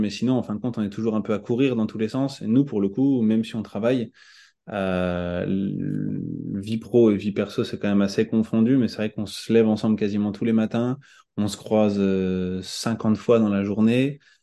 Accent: Tours, Centre-Val de Loire, France; moved away as an adult; also born or lived in Paris; now in Caen, France; j'ai grandi à Tours

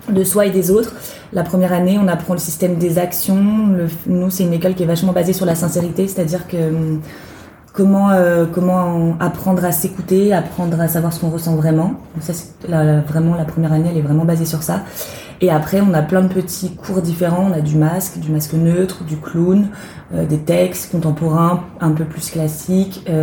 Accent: small town near Nantes, Pays de la Loire, France; moved away as an adult; now in Paris, France; j'ai 25 ans. Euh, je, suis, je viens de Nantes à la base, une petite ville, euh, une petite ville à côté de Nantes, en Loire-Atlantique, et je suis venue à Paris pour le théâtre.

